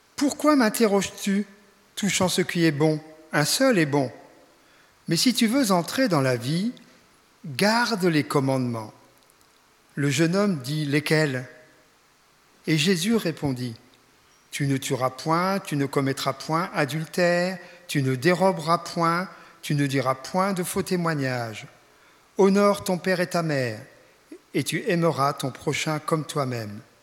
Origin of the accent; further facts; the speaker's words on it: Reims, Grand Est, France; moved away; also born or lived in Ingwiller; d'après l'accent vous reconnaîtrez que je ne suis pas de la région, je viens de, de la région euh, champenoise, je suis né à Reims. Enfin j'ai quitté il y a déjà fort longtemps